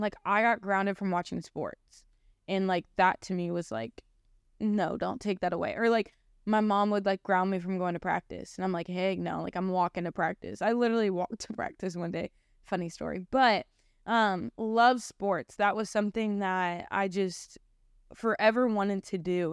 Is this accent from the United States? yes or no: yes; Canton, Ohio, United States; I was born January third of two thousand one, um, in Canton, Ohio. So I grew up in Ohio.